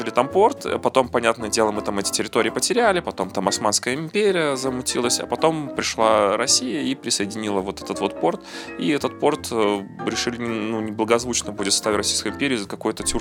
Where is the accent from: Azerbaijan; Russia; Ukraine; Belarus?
Belarus; а порт там заложили наши ну, я же белорус, я не мог этого не сказать.